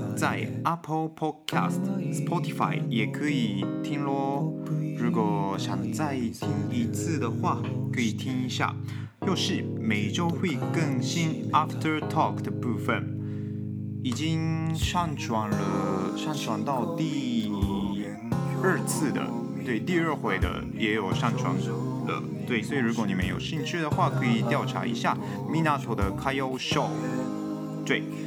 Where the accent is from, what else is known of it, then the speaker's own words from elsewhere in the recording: Gunma, Japan; Chinese is a second language; moved away as an adult; now in Taiwan; 我来自日本群马县